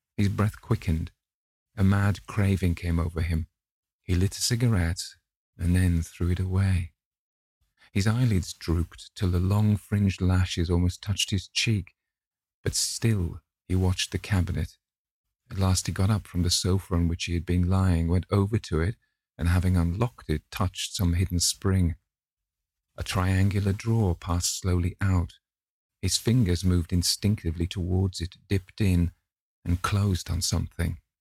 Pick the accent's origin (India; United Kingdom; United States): United Kingdom; the north of England; accent: northern; some kind of ignorant northern type